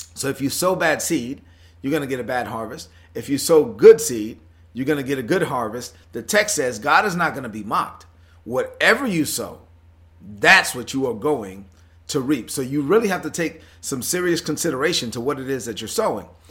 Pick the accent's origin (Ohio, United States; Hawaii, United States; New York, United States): New York, United States; New York City; I'm from Brooklyn